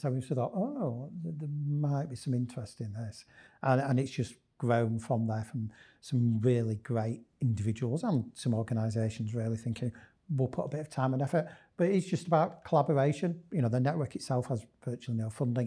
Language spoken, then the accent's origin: English; Leeds, Yorkshire and the Humber, United Kingdom; I'm very much a Leeds lad. Born and bred in Leeds